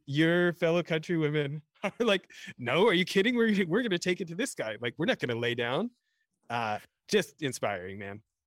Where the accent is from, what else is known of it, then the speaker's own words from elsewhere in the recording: Edmonton, Alberta, Canada; now in United States; I grew up in near Edmonton, Alberta, Canada